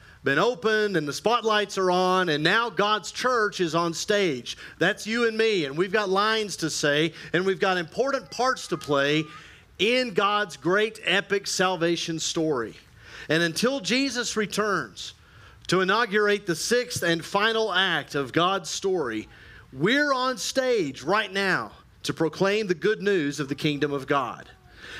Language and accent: English; Texas, United States; also born or lived in Memphis, Tennessee; I'm a Texan